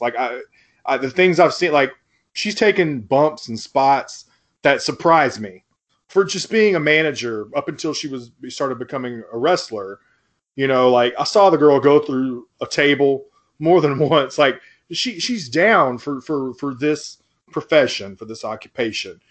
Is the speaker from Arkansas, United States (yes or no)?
yes; Fort Smith, Arkansas, United States; also born or lived in Memphis, Tennessee; we went to high school together, and we're both white dudes from Fort Smith, Arkansas